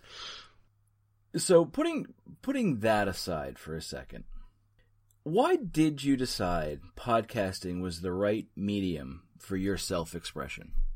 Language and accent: English; New Jersey, United States; now in New England, United States; We're both from Central Jersey.